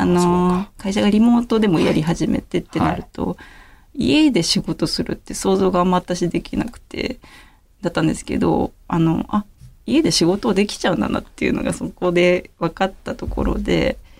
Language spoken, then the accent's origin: Japanese; Yamanashi, Japan; moved away as an adult; now in Tokyo, Japan; 地元はですね山梨ですね